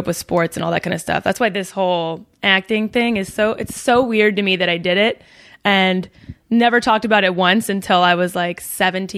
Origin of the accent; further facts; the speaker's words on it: San Diego, California, United States; I'm from San Diego, like East County, South East County. It's called La Mesa in Rancho San Diego. It's I went to Monta Vista High School